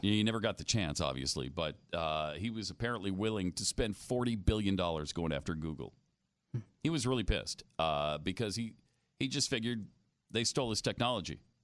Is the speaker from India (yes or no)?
no; United States; as an American people